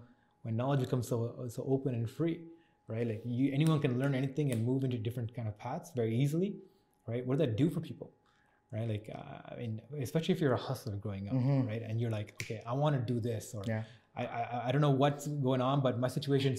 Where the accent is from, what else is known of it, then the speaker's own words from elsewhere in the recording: Scarborough, Ontario, Canada; I grew up in Scarborough. Most of us did as well.